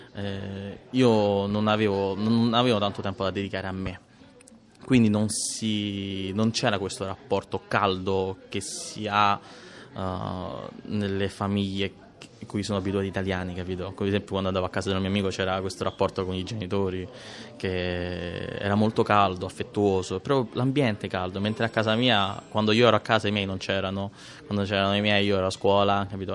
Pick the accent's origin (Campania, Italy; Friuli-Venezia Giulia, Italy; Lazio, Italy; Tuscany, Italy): Lazio, Italy; Rome; sono nato a Ostia e sono cresciuto anche a Ostia